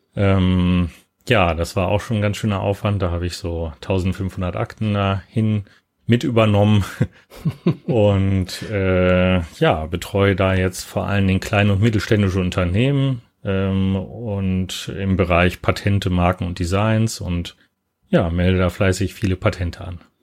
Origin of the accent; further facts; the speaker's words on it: Hanover, Lower Saxony, Germany; moved away as an adult; also born or lived in Cologne / Tübingen / Würzburg / New York; ich bin in Köln geboren und dann äh, allerdings da gar nicht aufgewachsen, sondern in Hannover